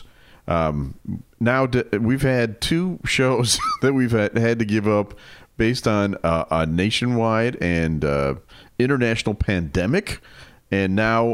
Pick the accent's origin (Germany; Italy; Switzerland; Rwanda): Germany; moved away; I speak German. I grew up in Germany